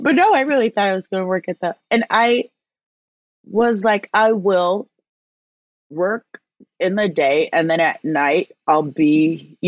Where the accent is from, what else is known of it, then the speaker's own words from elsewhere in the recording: Omaha, Nebraska, United States; also born or lived in Chicago; now in New York, United States; I grew up in Omaha, Nebraska.